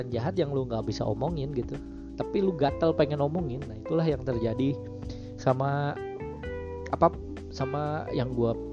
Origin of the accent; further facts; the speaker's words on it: West Java, Indonesia; accent: Sundanese; lingkungan gue kan Sunda terus ngomong Sundanya kental banget